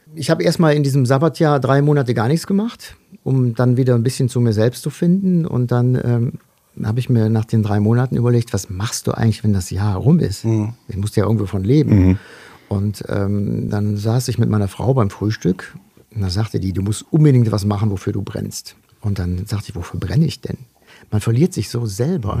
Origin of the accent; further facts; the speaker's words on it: North Eifel, North Rhine-Westphalia, Germany; geboren bin ich 1966 in der Eifel, in der Nordeifel, im nordrhein-westfälischen Teil der Eifel.